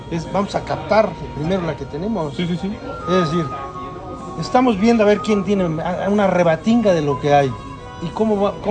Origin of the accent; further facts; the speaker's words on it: El Marqués, Querétaro, Mexico; Aquí en mi vecino, nuestro vecino pueblo, que es mi pueblo